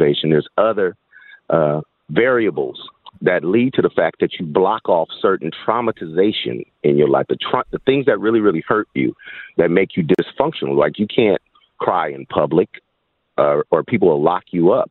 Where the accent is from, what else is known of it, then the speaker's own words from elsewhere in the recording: Berkeley, California, United States; I grew up in Berkeley